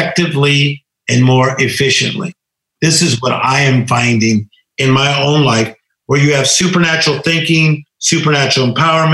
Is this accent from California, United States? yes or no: yes; Compton, California, United States; as poor as we were growing up in Compton, California